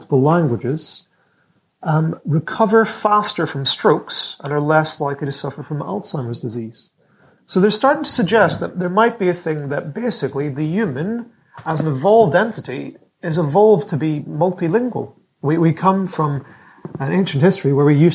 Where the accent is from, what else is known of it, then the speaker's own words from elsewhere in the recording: Ireland; As an Irishman